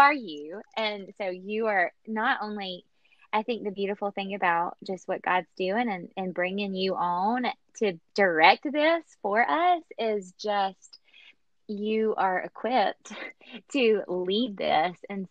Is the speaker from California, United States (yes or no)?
no; Atlanta, Georgia, United States; now in Arlington, United States; I am from Atlanta, Georgia, and currently living right outside DC in Arlington, Virginia